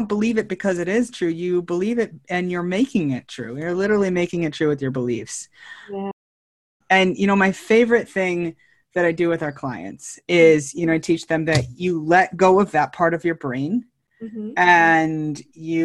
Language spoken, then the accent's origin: English; Northern California, United States; also born or lived in Chico, Red Bluff area / San Luis Obispo, California; now in San Diego, United States; I'm originally from Northern California, and back of the woods, redneck, Northern California